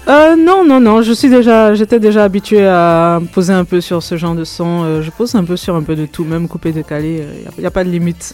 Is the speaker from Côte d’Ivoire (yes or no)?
yes; Côte d’Ivoire; moved away as an adult; now in Canada; je suis née, j'ai grandi en Côte d'Ivoire, je suis arrivée au Canada il y a une dizaine d'années